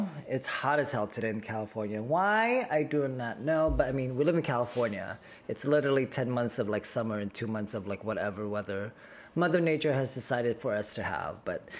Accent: Manila, Metro Manila, Philippines; born there; I was born in the Philippines. I'm very proud to be the son of our motherland, and specifically Manila.

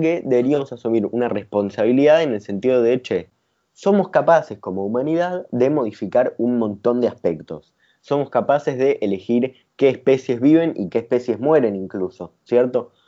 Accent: Argentina

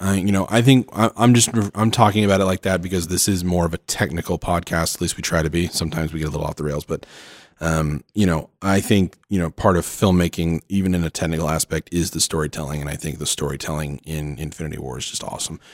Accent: Oklahoma, United States; moved away; I'm from Oklahoma originally

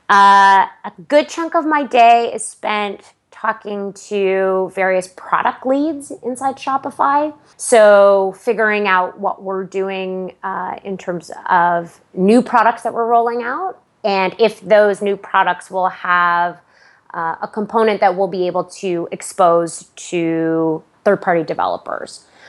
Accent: Aurora, Ontario, Canada; moved away as an adult; now in United States; I grew up, uh, just outside of Toronto, uh, in the lovely suburb of Aurora

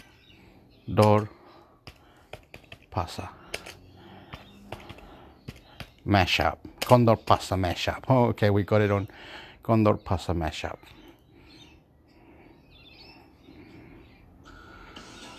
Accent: Chile; I'm from Chile. Yo soy el chileno, chileno, chileno

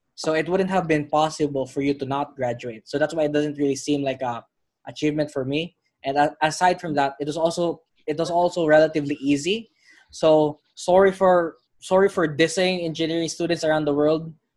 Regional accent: Philippines; I'm from the Philippines

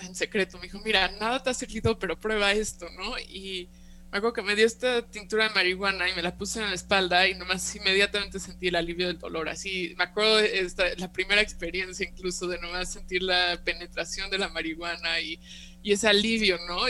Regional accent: Mexico; also born or lived in California, United States; yo soy nacida y crecida aquí en México

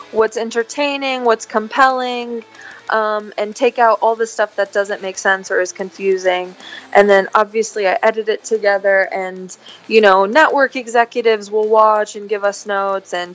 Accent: California, United States; Arabic is a second language; انا انا خلقانه بامريكا بكاليفورنيا بس آه، اصلي لبنانيه امي وبيي خلقانين بلبنان ببيروت

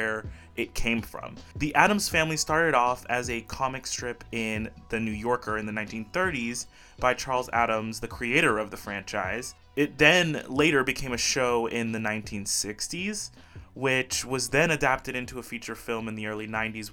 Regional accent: Belize; moved away as an adult; also born or lived in Brazil; now in Olympia, United States; I was born in Brazil. Oimos brasileiros. But I moved to a little country called Belize when I was very young and lived most of my life there.

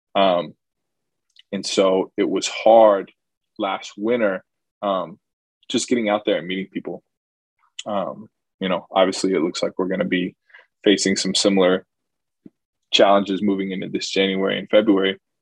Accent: Charlotte, North Carolina, United States; I'm originally from Charlotte

